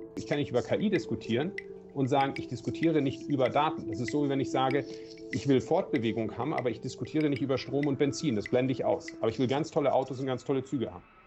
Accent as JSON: {"language": "German", "region": "Southern Germany", "country": "Germany", "tie": "born or raised there", "said": "Ich bin ja im Süden groß geworden. Äh, in der Nähe von den Bergen"}